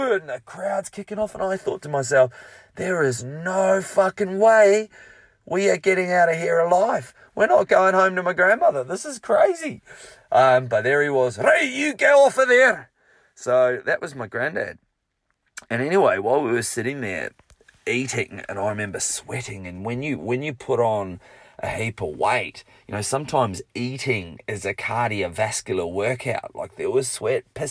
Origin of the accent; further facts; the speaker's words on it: Rotorua, Bay of Plenty, New Zealand; my hometown of Rotorua